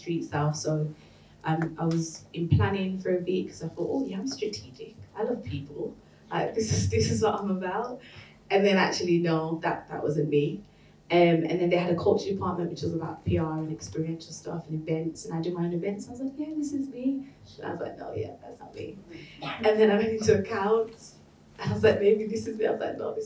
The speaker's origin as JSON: {"language": "English", "town": "Birmingham", "region": "West Midlands", "country": "United Kingdom", "moved": "as an adult", "lives_now": "London, United Kingdom", "said": "I'm originally from Birmingham, and I moved to London about 3.5 years ago."}